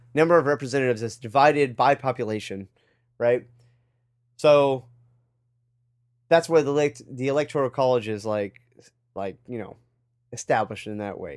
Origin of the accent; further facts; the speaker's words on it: United States; being an American